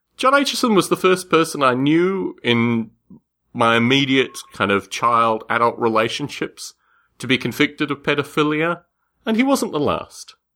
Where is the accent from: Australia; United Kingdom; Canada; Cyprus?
Australia; When I was a kid growing up in Australia